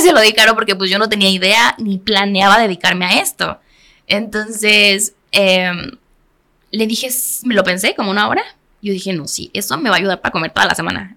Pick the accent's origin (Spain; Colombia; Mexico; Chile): Mexico; Cuernavaca, Morelos; Cuernavaca, que es de donde soy originaria